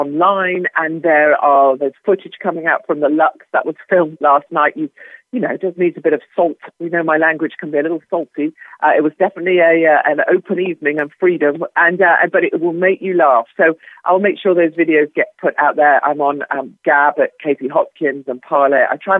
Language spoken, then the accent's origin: English; United Kingdom; I'm banned from America, not just for being me, although that will come one day, but for my kind of British Ebola. I'm banned from leaving the UK.